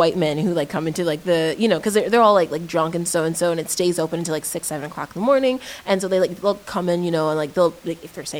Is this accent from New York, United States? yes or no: no; Chicago, Illinois, United States; I'm from the north, right? I'm from Chicago. Like I grew up on the west side